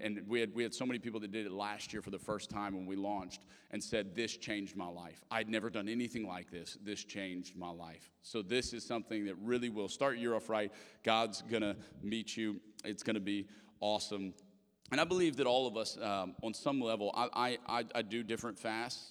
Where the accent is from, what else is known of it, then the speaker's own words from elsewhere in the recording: Lafayette, Louisiana, United States; moved away; I'm from Lafayette, Louisiana